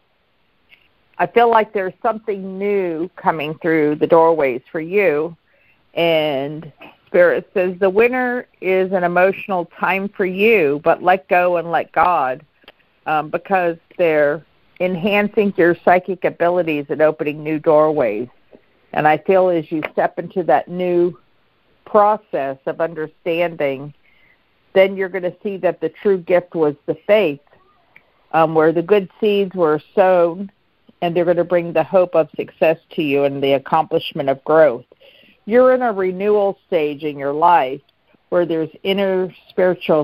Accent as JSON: {"language": "English", "town": "Pittsburgh", "region": "Pennsylvania", "country": "United States", "also_born_or_lived": "McKeesport", "moved": "yes", "said": "I'm from Pittsburgh and McKeesport."}